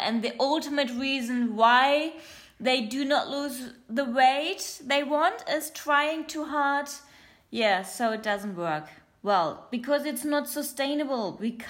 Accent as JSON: {"language": "English", "country": "Germany", "also_born_or_lived": "Australia", "accent": "German", "first_language": "German", "second_language": "English", "said": "my mother language is German, not English, but I used to live in Australia. Hello to everyone in Australia, to all my listeners there. And, you're pretty, yeah, hear my weird accent. It's quite German, it's a little bit of something else and a little bit of English."}